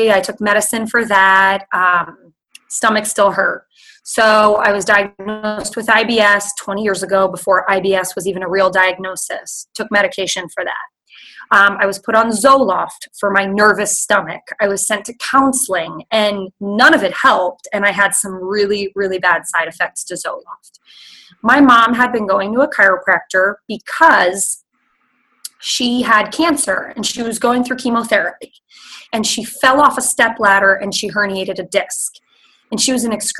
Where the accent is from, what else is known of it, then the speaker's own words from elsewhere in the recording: New Jersey, United States; moved away as an adult; now in Missouri, United States; I grew up in New Jersey, which is the melting pot of the United States.